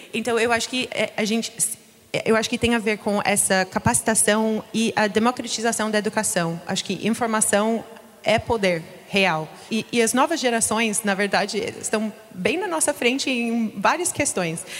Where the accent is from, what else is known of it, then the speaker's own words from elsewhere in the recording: United States; Portuguese is a second language; now in Brazil; eu sou dos Estados Unidos